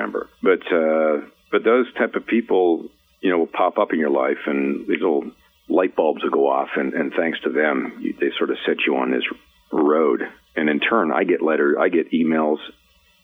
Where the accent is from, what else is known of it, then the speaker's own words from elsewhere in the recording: Peterborough, Ontario, Canada; also born or lived in Vancouver; now in Los Angeles, United States; I remember growing up in Peterborough, Ontario